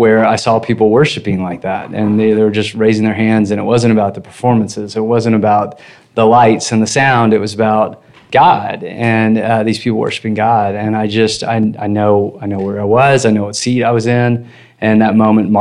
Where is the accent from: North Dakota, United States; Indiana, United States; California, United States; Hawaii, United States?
Indiana, United States; Evansville; moved away as an adult; I'm from Evansville, Indiana